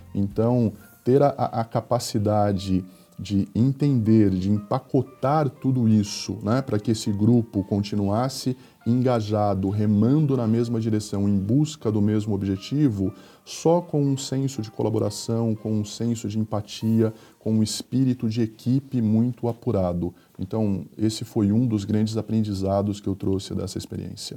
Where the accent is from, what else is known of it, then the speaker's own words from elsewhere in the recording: Agudos, São Paulo, Brazil; Eu sou natural de uma cidade do interior do estado de São Paulo, chamada Agudos